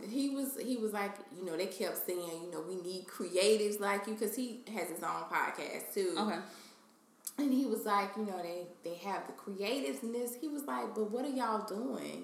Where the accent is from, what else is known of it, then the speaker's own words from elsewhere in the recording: Jacksonville, Florida, United States; moved away as an adult; now in New York, United States; I'm from Jacksonville, so it's it's nothing going on there.